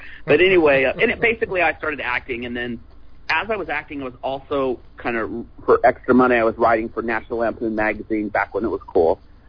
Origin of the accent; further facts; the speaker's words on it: Fresno, California, United States; also born or lived in Clovis, California; Fresno, California, Clovis, California. And we kind of just did shows around that vicinity. It's like Central California.